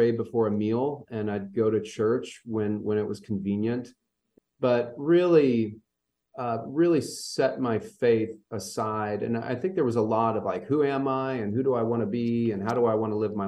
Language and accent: English; Louisville, Kentucky, United States; also born or lived in Indianapolis, Indiana; now in Central Kentucky, United States; I grew up in Louisville, Kentucky